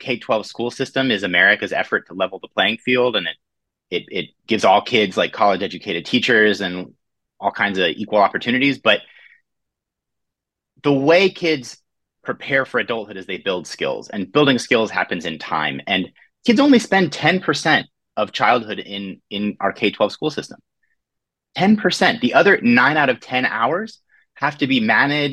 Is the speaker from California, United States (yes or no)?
yes; Orange County, California, United States; When I was a kid growing up, I'm from Orange County, California.